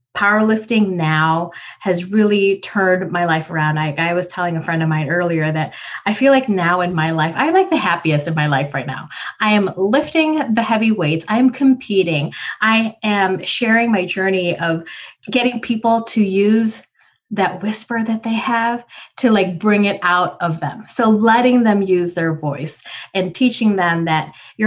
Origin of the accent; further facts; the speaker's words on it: United States; also born or lived in Philippines; as a young girl and moving from the Philippines. I'm an immigrant, so from the Philippines to the US. So pretty much an Asian woman growing up in America